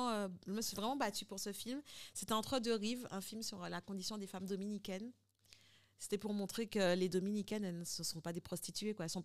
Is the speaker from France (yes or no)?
yes; France; J'ai du mal à le dire, mais parce qu'on est français, on a l'impression que, voilà, on est